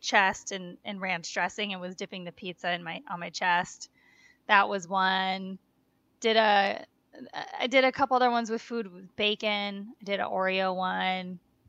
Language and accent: English; Wisconsin, United States; growing up in Wisconsin.